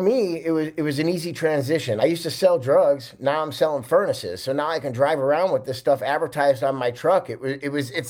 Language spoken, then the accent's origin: English; Chicago, Illinois, United States; also born or lived in California; I grew up in Chicago in 1978. I was born